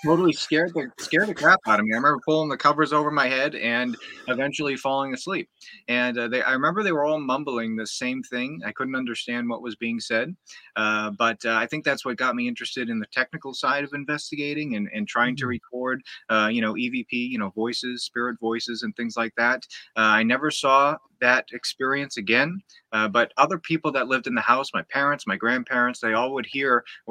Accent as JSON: {"language": "English", "region": "Massachusetts", "country": "United States", "tie": "born or raised there", "said": "I grew up in Massachusetts, here in the United States"}